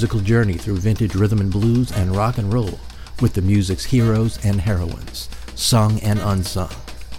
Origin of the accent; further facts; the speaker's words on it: New Orleans, Louisiana, United States; from New Orleans.